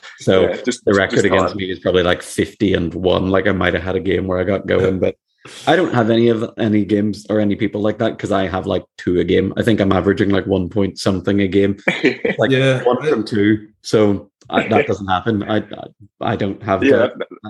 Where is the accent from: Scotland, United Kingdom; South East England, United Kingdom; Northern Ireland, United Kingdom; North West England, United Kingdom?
Northern Ireland, United Kingdom; I'm from Northern Ireland, so I was quite isolated.